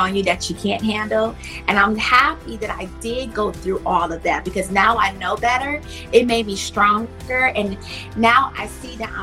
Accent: Milwaukee, Wisconsin, United States; I grew up in Milwaukee, Wisconsin

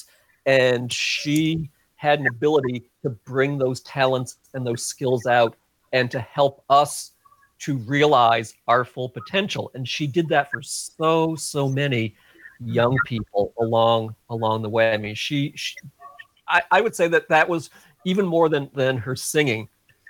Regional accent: outside of New York City, United States; moved away; I grew up outside of New York City, and I listened to all those great New York DJs growing up

